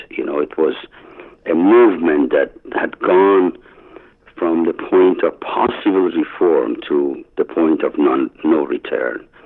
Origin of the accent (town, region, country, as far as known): Iran; moved away